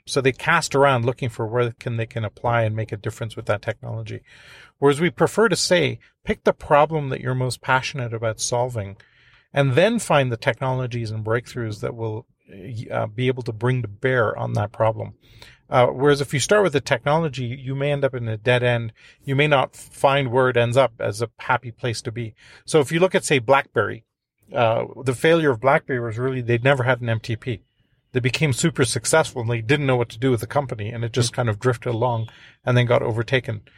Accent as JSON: {"language": "English", "country": "India", "moved": "yes", "said": "I'm from India originally"}